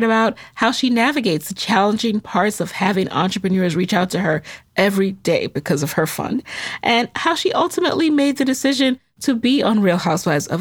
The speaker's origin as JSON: {"language": "English", "country": "Jamaica", "said": "I'm Jamaican"}